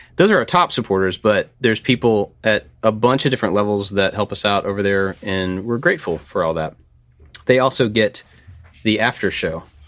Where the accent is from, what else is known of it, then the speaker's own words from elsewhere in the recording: Kentucky, United States; growing up in Kentucky, basketball is a pretty big deal here